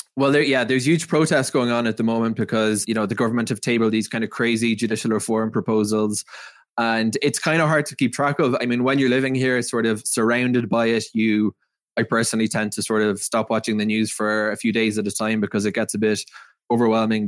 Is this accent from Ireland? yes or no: yes; Cork, Munster, Ireland; moved away as an adult; now in Jerusalem, Israel; I grew up in Cork